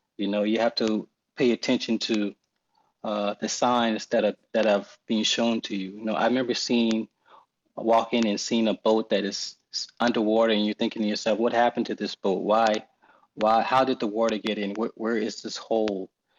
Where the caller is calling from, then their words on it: Charleston, South Carolina, United States; So I'm calling from Charleston, South Carolina